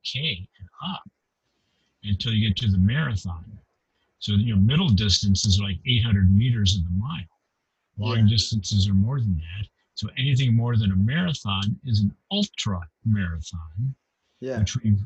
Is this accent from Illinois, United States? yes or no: no; Kalamazoo, Michigan, United States; I grew up in a town called Kalamazoo, Michigan, in the Midwest of the United States